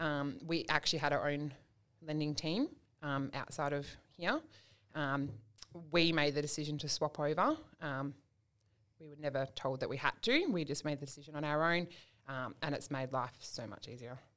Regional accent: Perth, Western Australia, Australia; moved away as an adult; we're from Perth originally

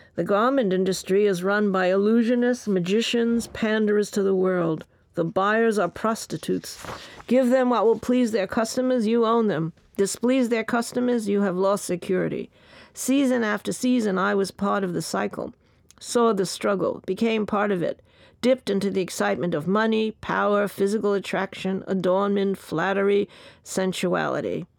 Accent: New York City, New York, United States; born or raised there; also born or lived in Bayside, Queens

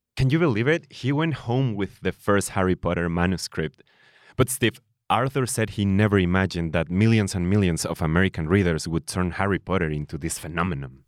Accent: Guadalajara, Jalisco, Mexico; Guadalajara, my hometown.

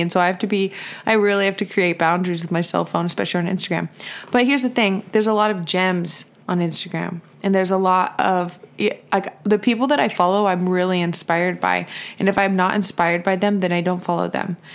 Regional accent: California, United States; I'm from California

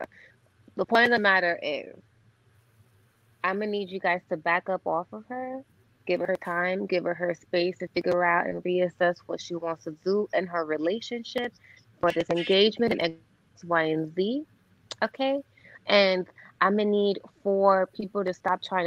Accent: New York, United States; also born or lived in Orlando, Florida; I'm Puerto Rican from New York.

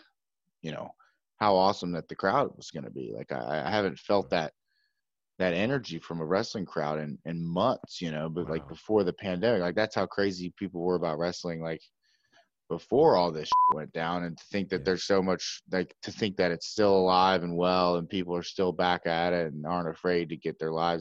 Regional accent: Atlanta, Georgia, United States; I was born in Atlanta.

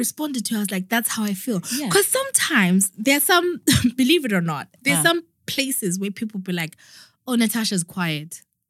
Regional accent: Zimbabwe; now in United Kingdom; we're from Zimbabwe.

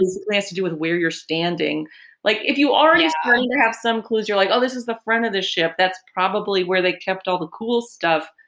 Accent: California, United States; I grew up in California.

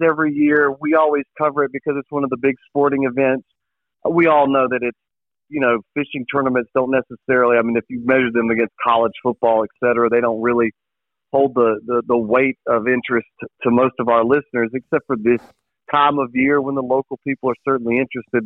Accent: Vanceboro, North Carolina, United States; I am from Vanceboro, where outdoors stuff is

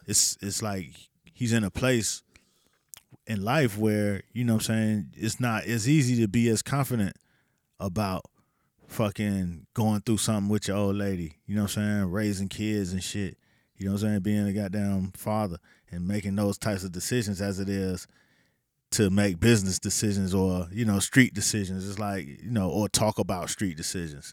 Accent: the South, United States; I was from the South

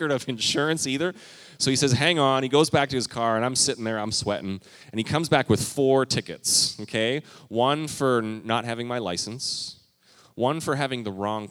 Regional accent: Canada; moved away as an adult; I moved here from Canada? When I was a youngster, I think I was 18

